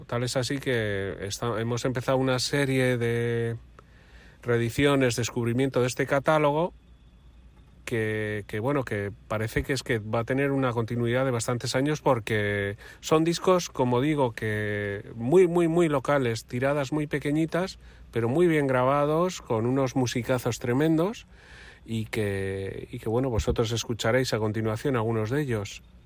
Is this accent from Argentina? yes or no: no; Santurtzi, Basque Country, Spain; en mi pueblo, en Santurchi